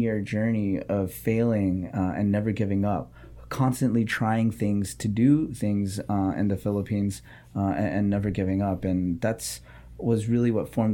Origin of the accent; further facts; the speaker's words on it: Los Angeles, California, United States; also born or lived in Santa Barbara; I was born and raised in Los Angeles to a single mom